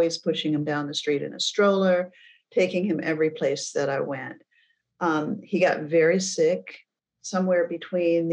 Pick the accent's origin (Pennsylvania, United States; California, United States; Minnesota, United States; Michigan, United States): Michigan, United States; Flint; I was born and raised in Flint, Michigan